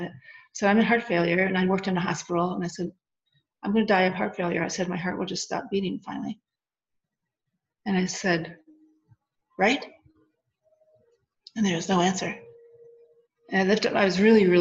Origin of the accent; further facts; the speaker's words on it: Wisconsin, United States; also born or lived in Arizona; I'm from Wisconsin. I'm a small town girl